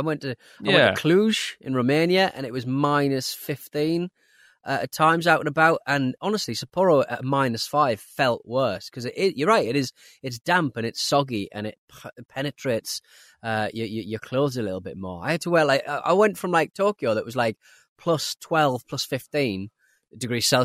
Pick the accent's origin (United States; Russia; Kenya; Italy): Russia; Yakutsk, Sakha Republic; I'm from Yakutsk.